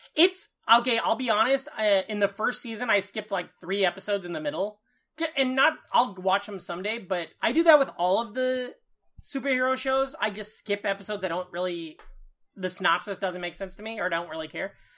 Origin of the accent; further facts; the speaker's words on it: Iowa, United States; moved away; my hometown newspaper